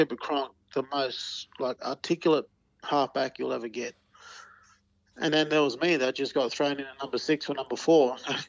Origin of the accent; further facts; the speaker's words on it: 3 hours from Newcastle, New South Wales, Australia; moved away; also born or lived in Melbourne; But it was only 3 hours down the road, Newcastle was, from my hometown.